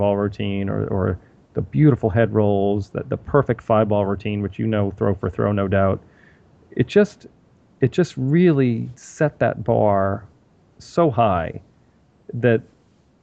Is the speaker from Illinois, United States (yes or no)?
no; Massachusetts, United States; also born or lived in New Hampshire; I grew up in Massachusetts